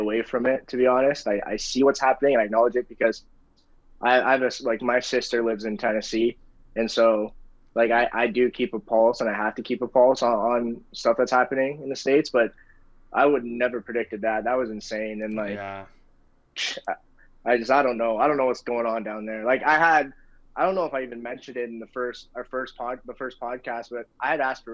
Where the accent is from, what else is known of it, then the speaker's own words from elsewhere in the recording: Canada; growing up in Canada